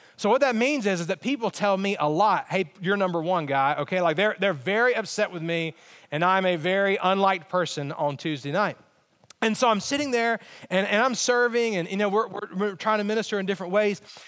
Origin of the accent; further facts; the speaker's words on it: Alabama, United States; moved away; I, I am from Alabama